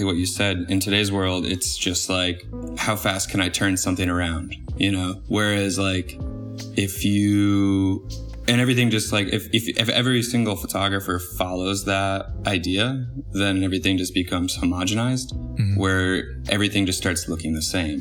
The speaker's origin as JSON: {"language": "English", "region": "East Coast", "country": "United States", "tie": "born or raised there", "said": "growing up on the East Coast"}